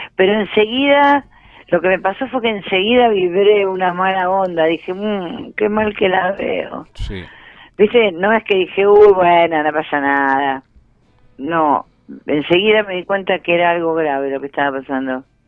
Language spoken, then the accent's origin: Spanish; Ramos Mejía, Buenos Aires Province, Argentina; also born or lived in Floresta, Buenos Aires; me siento de Ramos no porque no me sienta de Floresta, sino porque hice los dos colegios, porque mis amigos, por, el barrio, porque me crié ahí, crecí ahí.